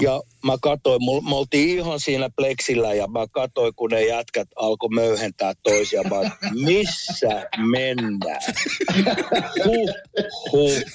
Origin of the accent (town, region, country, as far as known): Helsinki, Uusimaa, Finland; moved away as an adult; also born or lived in United States